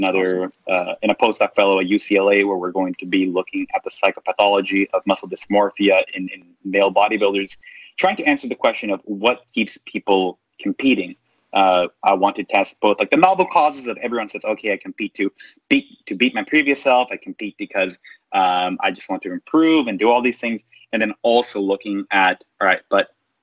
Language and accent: English; Canada; moved away as an adult; now in United States; I'm Canadian